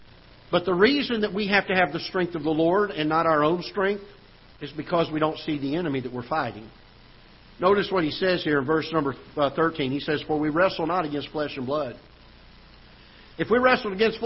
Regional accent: South Florida, United States; now in Festus, United States; I grew up in South Florida

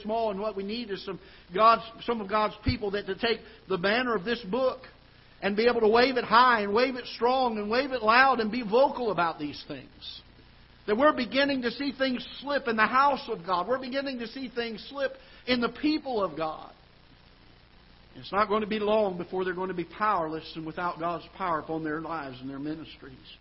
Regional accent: South Florida, United States; now in Festus, United States; I grew up down in South Florida

